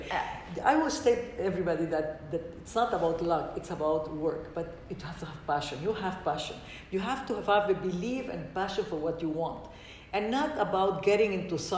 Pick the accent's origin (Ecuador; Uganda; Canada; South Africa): Ecuador; English is a second language; also born or lived in Lebanon; but I'm also from Ecuador, and when I see the difference of how much we have advanced in the woman issues in Ecuador, and I don't see it in Lebanon.